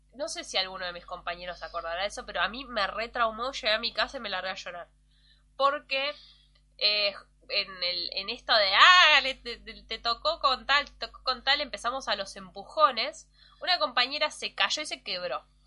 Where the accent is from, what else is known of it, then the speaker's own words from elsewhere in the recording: Mar del Plata, Buenos Aires Province, Argentina; Cuando yo me mudé a Mar del Plata y todos los pibes del barrio nos juntábamos a jugar